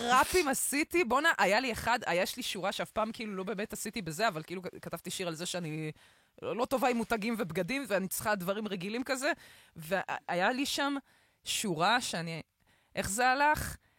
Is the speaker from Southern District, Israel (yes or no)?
yes; Beersheba, Southern District, Israel; moved away; also born or lived in Bat Yam; אני הרי נולדתי בבאר שבע